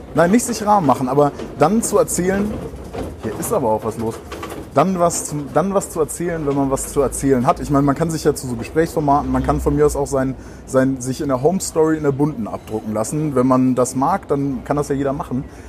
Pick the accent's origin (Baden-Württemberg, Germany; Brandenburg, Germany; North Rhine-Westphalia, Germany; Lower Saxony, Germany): North Rhine-Westphalia, Germany; Brühl; now in Bremen, Germany; ich komme ich komm ja nicht aus Bremen, sondern ich komme eigentlich aus dem Rheinland, in der Nähe von Köln, aus Brühl